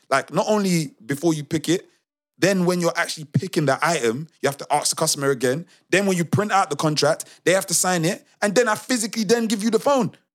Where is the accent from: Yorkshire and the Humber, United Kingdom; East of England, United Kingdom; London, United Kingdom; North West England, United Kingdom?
London, United Kingdom; accent: Multicultural London English